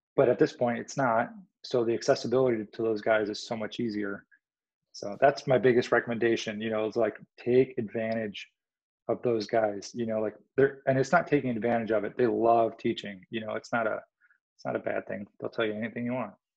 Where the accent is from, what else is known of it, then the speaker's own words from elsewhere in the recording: Illinois, United States; I grew up in Illinois.